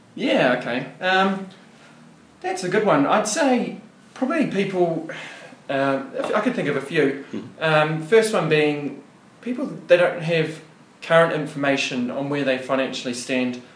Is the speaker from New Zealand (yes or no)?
yes; Wellington, New Zealand; moved away as an adult; also born or lived in Otago, New Zealand; now in Goulburn, Australia; I'm originally from New Zealand, a bit of an accent there. So I was born and bred in uh, Wellington in New Zealand.